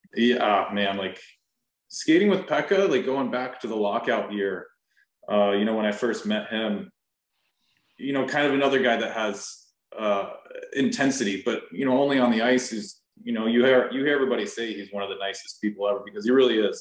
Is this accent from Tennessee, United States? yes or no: yes; Nashville, Tennessee, United States; also born or lived in San Diego, California; I was born in San Diego and I moved here to Nashville when I was like 10, 11 years old